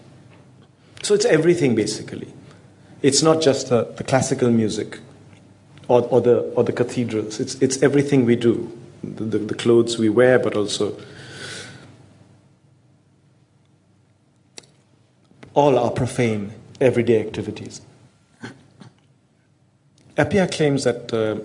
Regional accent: India; As an Indian

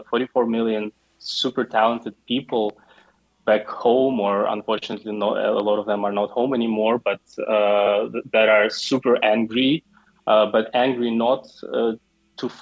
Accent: Ukraine; moved away as an adult; now in Dubai, United Arab Emirates; I'm from Ukraine, but I'm not in Ukraine. The last 10 years, I live in Dubai.

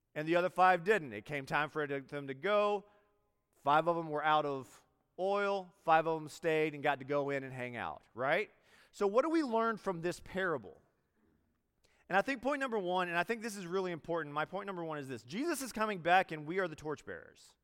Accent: Greenville, South Carolina, United States; moved away as an adult; also born or lived in New York City; I'm from Greenville, South Carolina

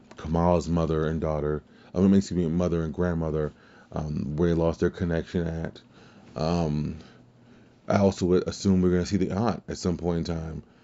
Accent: Louisiana, United States; I'm from Louisiana

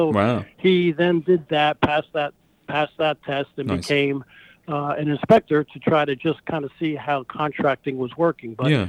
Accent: Wayne, New Jersey, United States; also born or lived in Clifton, New Jersey / West Milford, New Jersey; I grew up in Wayne, New Jersey, and I currently reside for many, many years in West Milford, New Jersey, which is the northern tip of New Jersey towards Tuxedo, New York.

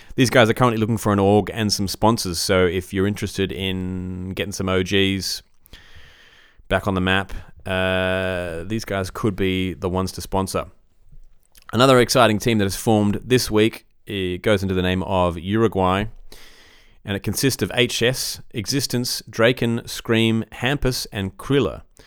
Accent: Australia; as an Aussie

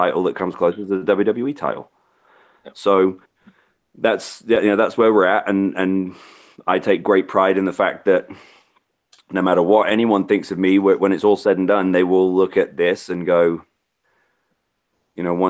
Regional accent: United Kingdom; now in Virginia, United States; I'm British

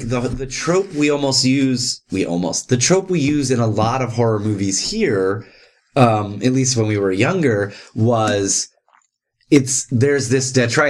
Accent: Texas, United States; like you and I grew up in Texas.

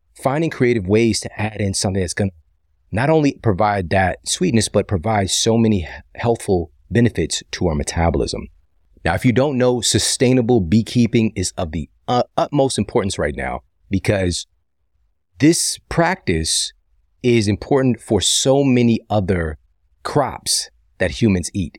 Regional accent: St. Louis, Missouri, United States; my hometown, my home city of Saint Louis

